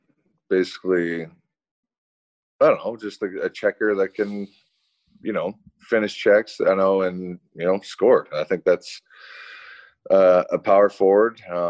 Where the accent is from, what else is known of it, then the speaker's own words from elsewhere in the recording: Orono, Ontario, Canada; Little town called Orno, Ontario.